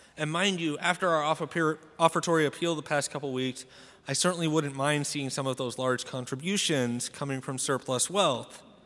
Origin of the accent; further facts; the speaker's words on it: Salem, United States; I grew up in Salem, attending Saint Joseph's Church, and it's the biggest parish in our diocese